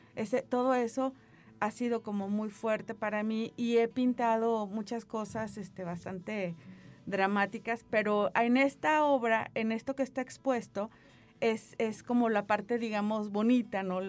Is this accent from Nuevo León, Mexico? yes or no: no; Tampico, Tamaulipas, Mexico; moved away; Yo ya soy de Tampico